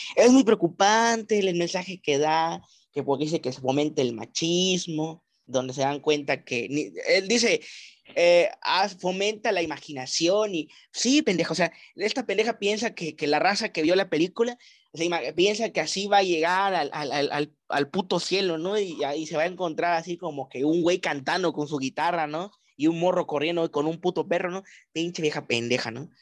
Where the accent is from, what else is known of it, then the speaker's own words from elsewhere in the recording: Mexico; qué bonita cultura tenemos en nuestro país